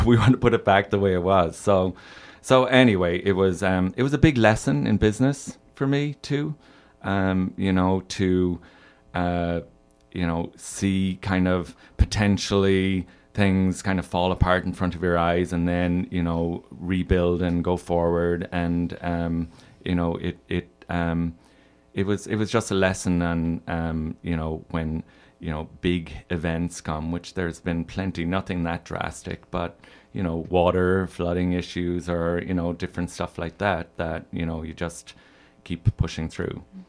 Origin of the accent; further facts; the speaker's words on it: Ireland; moved away as an adult; now in Chicago, United States; I'm from Ireland. Uh, I grew up there and moved here when I was twenty-one.